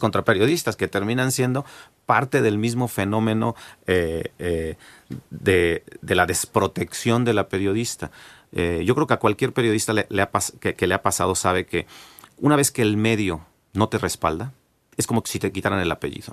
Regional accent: Mexico; los mexicanos

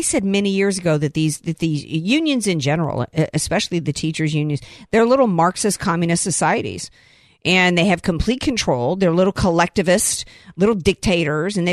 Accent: the South, United States; I grew up in the South

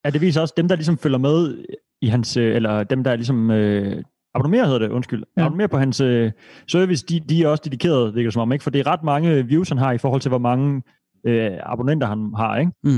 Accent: Denmark; som dansker

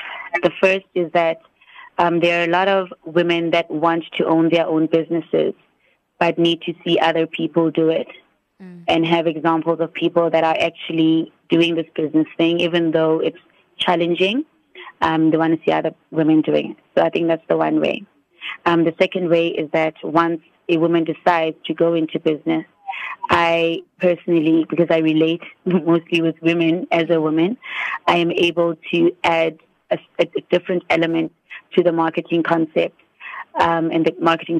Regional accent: Standerton, Mpumalanga, South Africa; I was born in Standerton, Mpumalanga, on a leap day

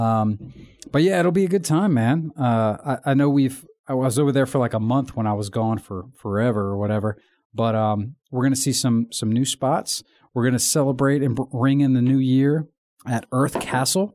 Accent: Virginia, United States; accent: American; I'm from America, uh, Virginia

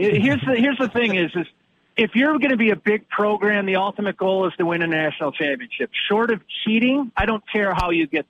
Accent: Madison, Wisconsin, United States; Yeah. I'm born and raised in Madison.

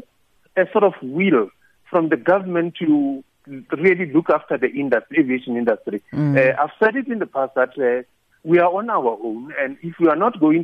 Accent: South Africa; our country

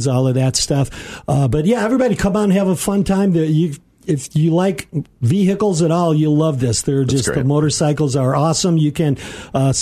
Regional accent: Aurora, United States; Was born and raised in the Aurora area here

